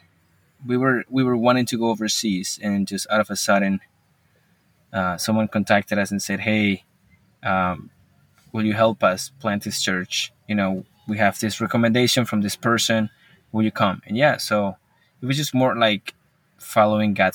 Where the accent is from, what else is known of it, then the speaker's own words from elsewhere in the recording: Colombia; English is a second language; now in Marshalltown, United States; I'm from Colombia. We live in America.